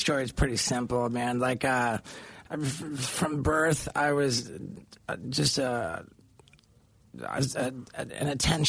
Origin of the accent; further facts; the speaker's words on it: Brazil; also born or lived in England; Like, I was born in England and I moved to Brazil. My family moved to Brazil when I was only 6 months old.